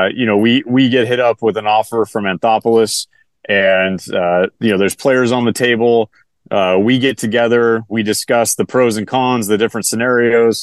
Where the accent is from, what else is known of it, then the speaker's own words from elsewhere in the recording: California, United States; my hometown here in California